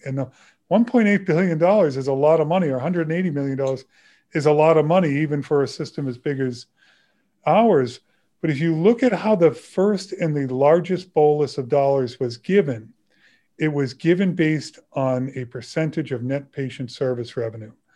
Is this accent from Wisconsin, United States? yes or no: no; Burlington, Massachusetts, United States; when I was in high school and growing up in Burlington, Massachusetts